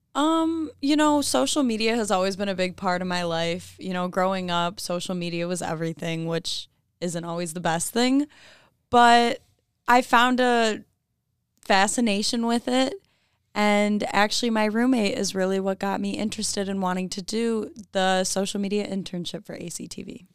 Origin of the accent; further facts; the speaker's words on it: Clarkston, Michigan, United States; I'm from Clarkston, Michigan.